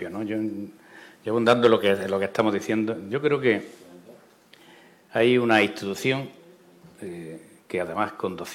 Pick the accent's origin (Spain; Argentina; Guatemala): Spain; Baza, Andalusia; en Baza, en mi tierra